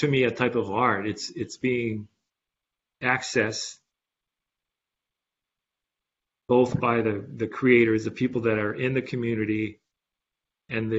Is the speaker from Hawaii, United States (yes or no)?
yes; Hilo, Hawaii, United States; now in Oahu, United States; when I was a kid, I grew up on Homestead, Hawaiian Homestead in Hilo